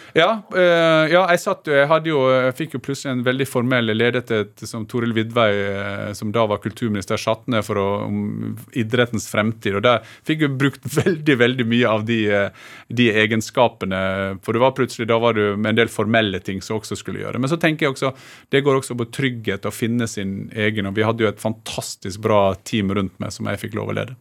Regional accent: Gursken, Møre og Romsdal, Norway; moved away; jeg er veldig knytta til uh, heimstaden min

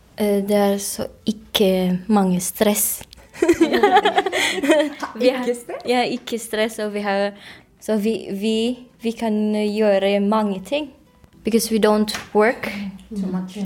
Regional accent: Philippines; Norwegian is a second language; moved away as an adult; now in Oslo, Norway; jeg er fra Filippinene

